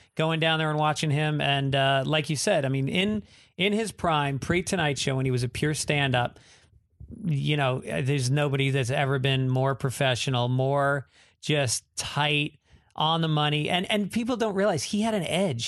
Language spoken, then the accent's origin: English; New York, United States; moved away; also born or lived in Boston; I'm from New York